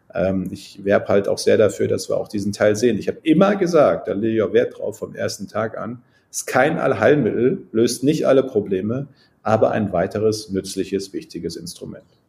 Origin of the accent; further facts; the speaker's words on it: Münsterland, North Rhine-Westphalia, Germany; ich bin ja Münsterländer, bei uns ist alles flach